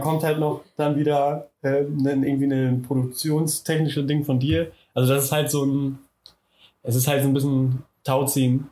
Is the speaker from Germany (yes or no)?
yes; Schieder-Schwalenberg, North Rhine-Westphalia, Germany; auch aus Westfalen ist so Schieder heißt